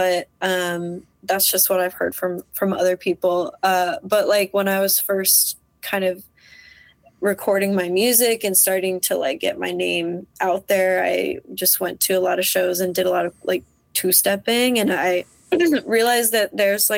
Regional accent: Iowa, United States; moved away as an adult; also born or lived in Des Moines, Iowa; now in Minneapolis, United States; I was raised in Iowa

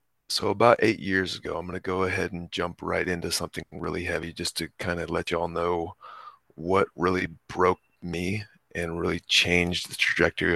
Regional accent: Texas, United States; I grew up in Texas

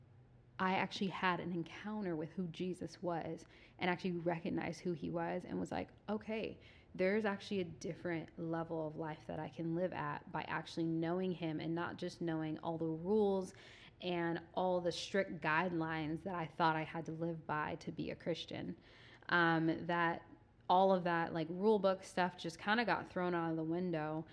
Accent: Southern California, United States; moved away as an adult; now in Redding, United States; I'm from the suburbs. I literally grew up like 40 minutes outside the city

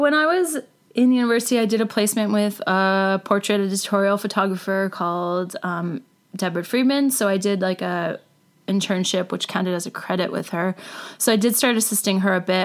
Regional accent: Port Hope, Ontario, Canada; I grew up in a small town in Ontario called Port Hope. It's about an hour east of Toronto, just off the 401.

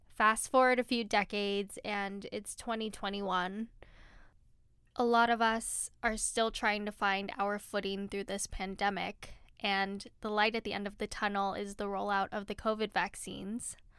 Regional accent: California, United States; I'm a Filipino American woman who has her roots in California

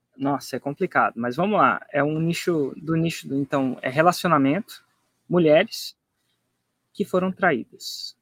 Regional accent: Brasília, Federal District, Brazil; minha família vem de Minas, mas eu nasci, acabei nascendo em Brasília

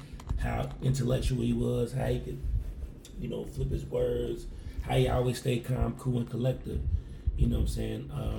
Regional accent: Louisville, Kentucky, United States; I grew up in the West Louisville, Kentucky.

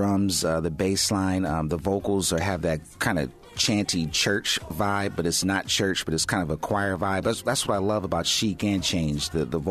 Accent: Pasadena, California, United States; when I was growing up in Pasadena

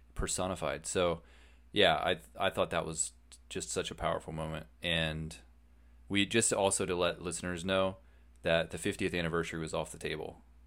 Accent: United States; we're Americans

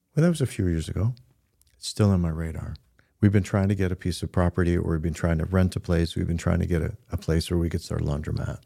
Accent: Midland, Michigan, United States; I'm not from Grand Rapids, we're from Midland

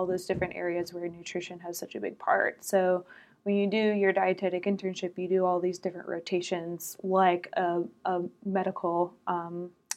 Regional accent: Atlanta, Georgia, United States; I grew up in Metro Atlanta

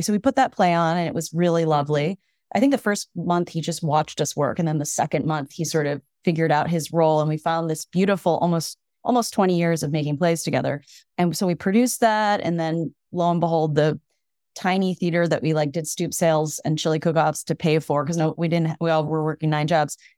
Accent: Evanston, Illinois, United States; now in Brooklyn, United States; I grew up outside of Chicago in Evanston, Illinois

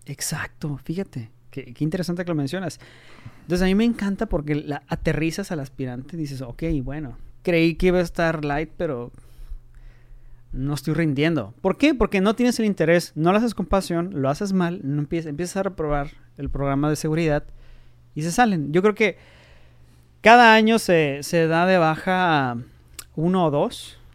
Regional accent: Tijuana, Baja California, Mexico; also born or lived in Mexico City; soy de Tijuana

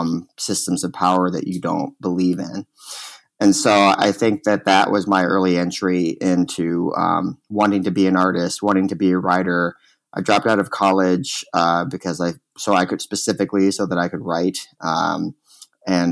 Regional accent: Austin, Texas, United States; moved away; also born or lived in Chicago; I was born in Texas, in Austin, Texas. In a neighborhood there called Dove Springs, which is in a part of Austin, on the east side of Austin, that is very working class and traditionally very black and brown

